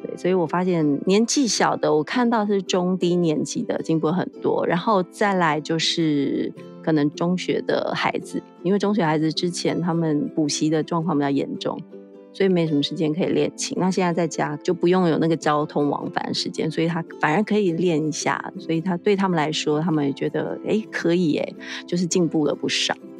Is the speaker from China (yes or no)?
no; Taiwan; 我们台湾这边